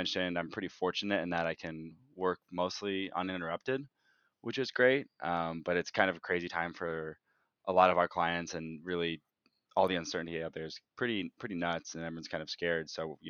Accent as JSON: {"language": "English", "region": "Nebraska", "country": "United States", "tie": "born or raised there", "moved": "as an adult", "lives_now": "Chicago, United States", "said": "I do consulting in Chicago, and I've lived here for 4 years, but born and raised in Nebraska, went to school there with Nick"}